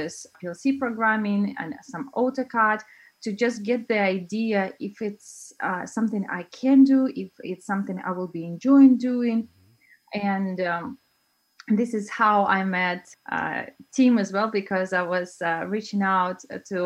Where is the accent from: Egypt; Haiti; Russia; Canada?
Russia; also born or lived in China; now in Denmark; I'm originally from Russia, but I've been traveling around the world